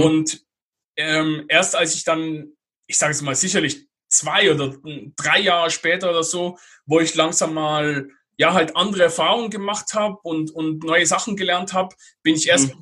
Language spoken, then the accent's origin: German; Basel, Basel-Stadt, Switzerland; moved away as an adult; meine Heimatstadt, über Basel